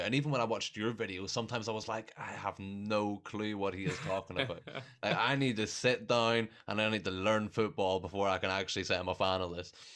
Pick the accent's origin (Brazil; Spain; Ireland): Ireland; I'm Irish, so we're expected to just know a lot about rugby